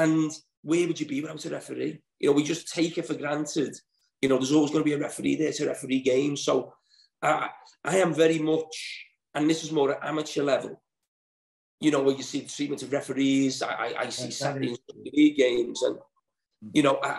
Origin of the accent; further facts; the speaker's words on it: Liverpool, North West England, United Kingdom; I was born in Alderay